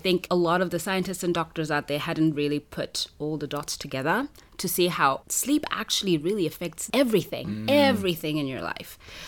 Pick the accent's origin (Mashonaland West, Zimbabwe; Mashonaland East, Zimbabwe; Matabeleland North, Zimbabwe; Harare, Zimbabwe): Harare, Zimbabwe; moved away as an adult; now in China; I'm from Harare.